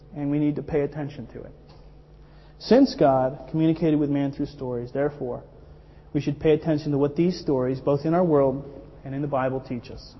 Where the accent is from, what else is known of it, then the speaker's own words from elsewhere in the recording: Miami, Florida, United States; moved away as an adult; I'm from Miami